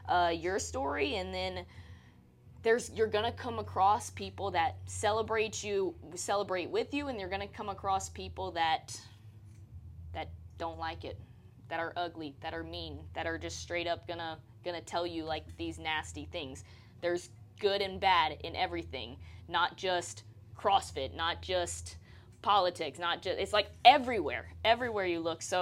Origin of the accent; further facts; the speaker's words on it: Louisiana, United States; now in Texas, United States; I'm originally from Louisiana, but I've lived most of my life now here in Texas.